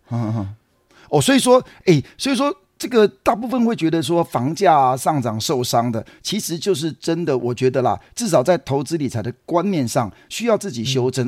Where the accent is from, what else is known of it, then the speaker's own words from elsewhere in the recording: Taiwan; 我们在台湾录音，我们是台湾人